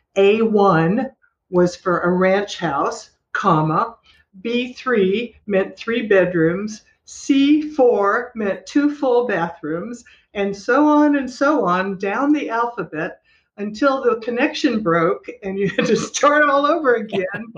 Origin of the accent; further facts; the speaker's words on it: Los Angeles, California, United States; moved away as an adult; also born or lived in Germany / Florida Panhandle; now in Destin, United States; I was born and raised in Los Angeles